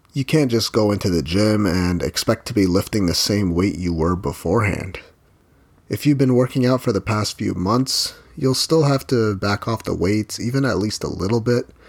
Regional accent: Philippines; I'm Filipino and that means I grew up eating rice with every meal

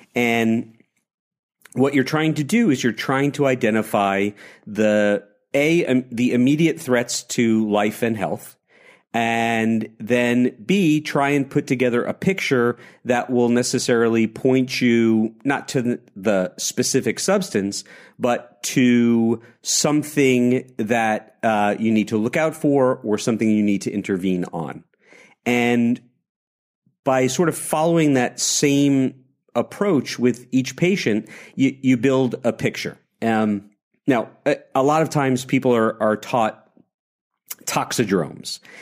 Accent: New York, United States; a lifetime New Yorker

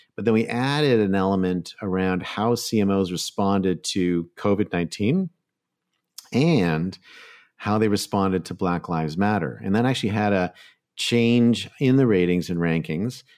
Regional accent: Canada; moved away; I'm originally a Canadian

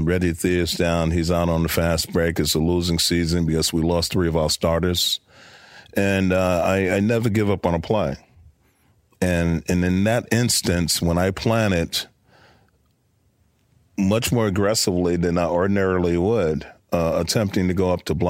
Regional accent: New York City, New York, United States; I'm a kid from Brooklyn.

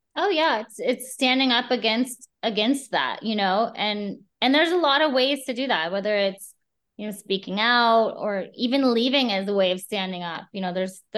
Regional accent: Midwest, United States; I grew up in the Midwest.

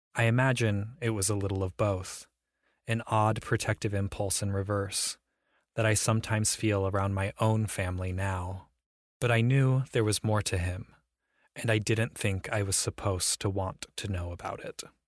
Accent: Ohio, United States; I grew up in Ohio

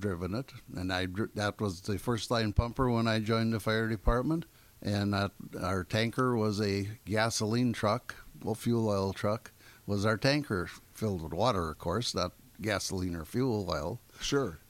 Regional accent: Gills Rock, Wisconsin, United States; I grew up in Gills Rock at the end of the peninsula

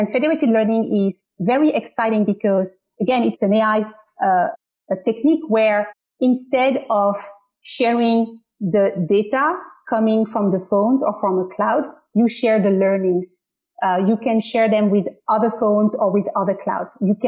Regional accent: Paris, Île-de-France, France; English is a second language; now in United States; I'm from Paris in France.

